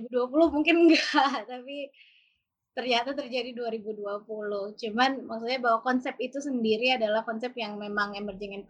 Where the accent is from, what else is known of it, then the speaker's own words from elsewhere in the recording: Bogor, West Java, Indonesia; saya kecilnya dulu di Bogor, jadi sekitar 12 kilo dari Bogor. Jadi desa, sih. bapak saya itu ternak ayam dan ibu saya itu perawat